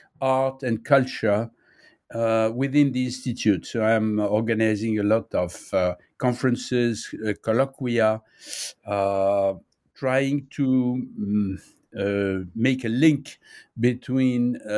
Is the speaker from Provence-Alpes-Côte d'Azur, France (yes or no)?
yes; Nice, Provence-Alpes-Côte d'Azur, France; born there; English is a second language; now in Paris, France; I was born in Nice. I'm living in Paris.